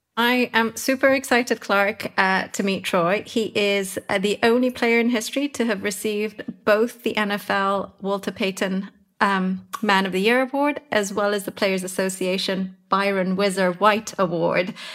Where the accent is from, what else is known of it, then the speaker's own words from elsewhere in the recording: London, United Kingdom; I am from London